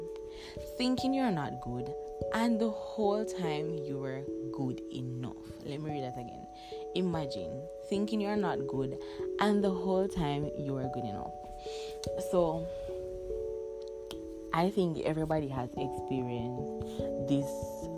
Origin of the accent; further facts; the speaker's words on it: Jamaica; we're Jamaicans, you don't know, we come from the Caribbean